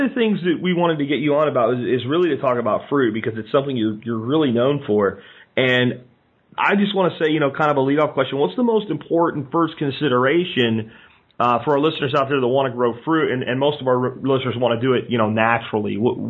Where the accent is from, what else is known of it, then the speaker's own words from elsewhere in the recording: central Pennsylvania, United States; I grew up in the Northeast in central Pennsylvania.